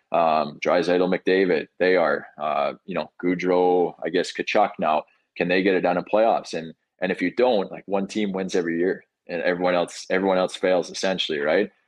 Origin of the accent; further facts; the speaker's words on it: Brandon, Manitoba, Canada; I grew up in Brandon